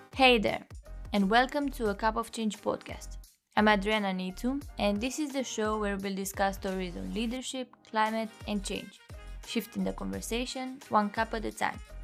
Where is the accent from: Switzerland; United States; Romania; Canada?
Romania; moved away; Originally, I'm from Romania